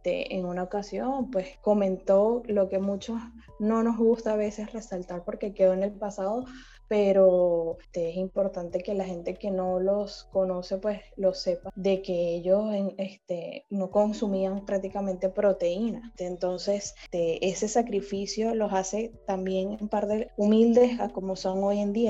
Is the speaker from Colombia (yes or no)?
no; Venezuela; now in Panama; yo soy de Venezuela, estoy en Panamá